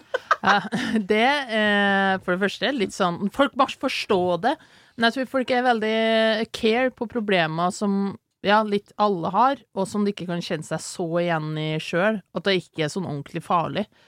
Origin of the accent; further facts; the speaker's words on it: Ytterøya, Trøndelag, Norway; Jeg er 27 år, jeg er fra Ytterøya, en liten øy i Trøndelag